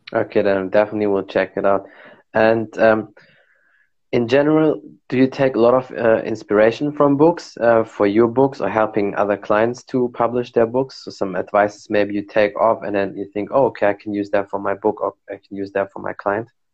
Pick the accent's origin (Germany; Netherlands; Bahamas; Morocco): Morocco; I'm from Morocco, so we drink a lot of tea, like mint mint tea